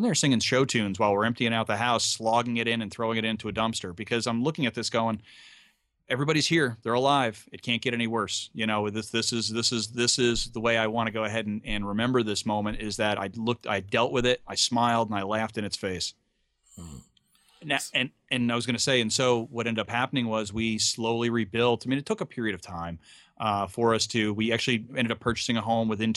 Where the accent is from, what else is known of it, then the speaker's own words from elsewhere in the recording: Hyde Park, New York, United States; moved away as an adult; also born or lived in Long Beach, California; grew up in upstate New York, in High Park, New York. Actually, the home of Franklin Delano Roosevelt